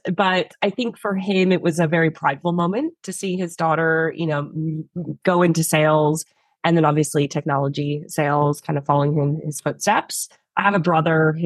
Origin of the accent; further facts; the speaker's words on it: San Francisco, California, United States; now in Australia; I actually grew up in the Bay Area